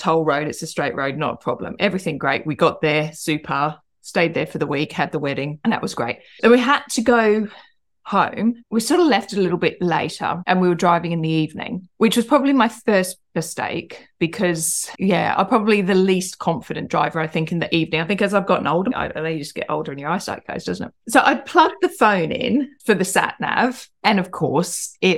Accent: Australia; now in United Kingdom; I'm Australian. I grew up in Australia.

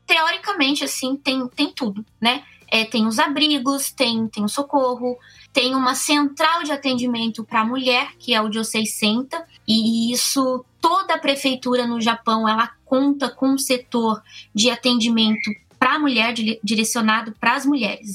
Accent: Cruzeiro, São Paulo, Brazil; now in Komaki, Japan; Também sou do interior de São Paulo, no, no Brasil, Cruzeiro ali no, no Vale do Paraíba

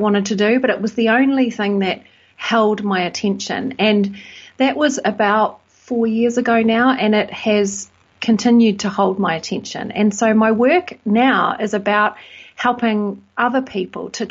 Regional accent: New Zealand; moved away as an adult; also born or lived in United Kingdom; now in Bristol, United Kingdom; I'm from New Zealand

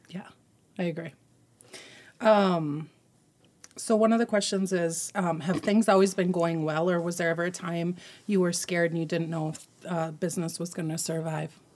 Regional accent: Rockford, Minnesota, United States; also born or lived in Big Lake; now in Monticello, United States; I grew up in Rockford

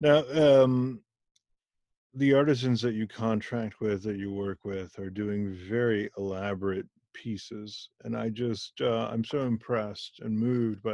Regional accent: Germany; first language Hindi; English is a second language; also born or lived in India; I was born in Germany, but to parents of Indian origin

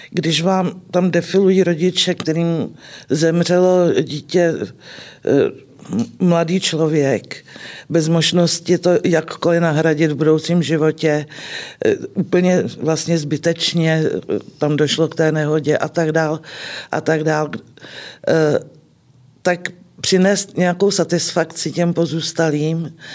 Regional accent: Klatovy, Plzeň Region, Czechia; A po fakultě jsem se vrátila do mého rodného města do Klatov.

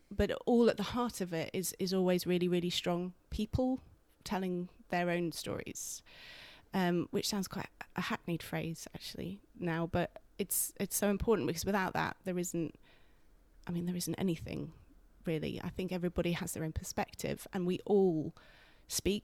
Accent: Guildford, South East England, United Kingdom; also born or lived in London; now in York, United Kingdom; I'm not from Yorkshire. I'm from Guildford. I was born in Guildford

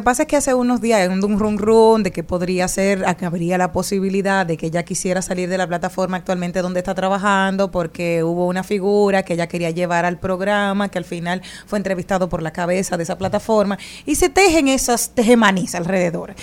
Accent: Dominican Republic; somos dominicanos

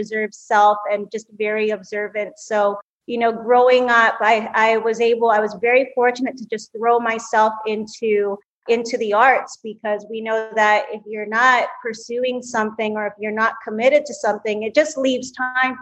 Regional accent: Vancouver, British Columbia, Canada; I am actually a Canadian. So I was born and raised in Vancouver, Canada

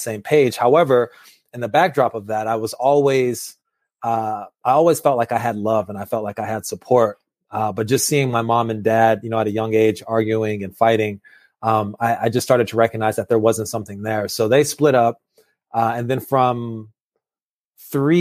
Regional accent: Los Angeles, California, United States; I was born in Los Angeles, California

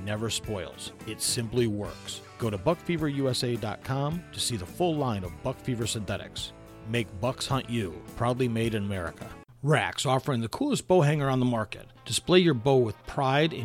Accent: Michigan, United States; moved away as an adult; I was gone from Michigan for 20 plus years. And when I first was, you know, when I was grew up in Michigan

